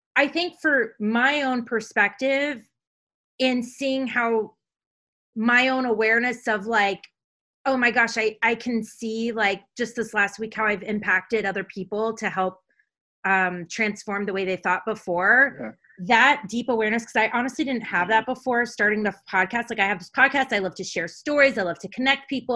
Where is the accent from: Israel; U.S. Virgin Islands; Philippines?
U.S. Virgin Islands; now in United States; when I grew up in St. Thomas, it was black